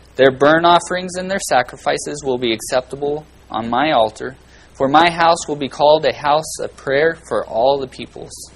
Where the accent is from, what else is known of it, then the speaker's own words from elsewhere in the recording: Bakersfield, California, United States; I come from Little Oklahoma and Bakersfield